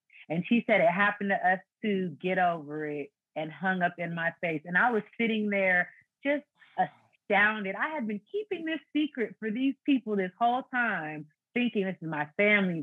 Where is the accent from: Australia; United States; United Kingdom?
United States; Fairfield, California; also born or lived in Foster City, California; At age 7, we moved from Foster City to Fairfield, which is another city.